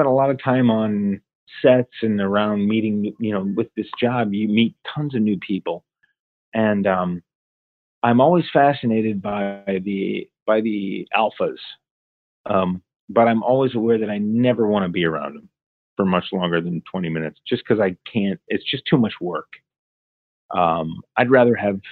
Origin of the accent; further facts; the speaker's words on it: Ohio, United States; Growing up in Ohio, similar weather to Toronto